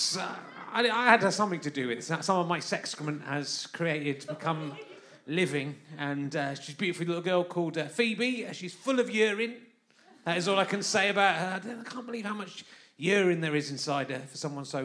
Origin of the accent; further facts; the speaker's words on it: London, United Kingdom; I come from London